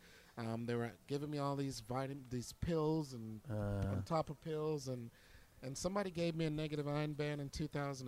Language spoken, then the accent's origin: English; Jamaica; now in Pittsburgh, United States; I'm originally from Jamaica